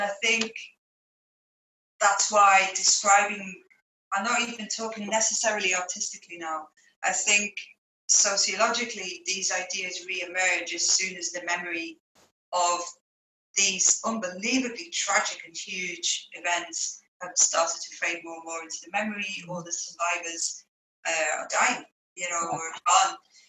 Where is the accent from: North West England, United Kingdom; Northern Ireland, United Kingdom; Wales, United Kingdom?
North West England, United Kingdom; Liverpool; also born or lived in Ireland / Spain; we've been moving around quite a few places, and you probably hear that on my accent as well, but Ireland was on the map, as was Spain, and bits of my childhood there, and then Liverpool during the high school years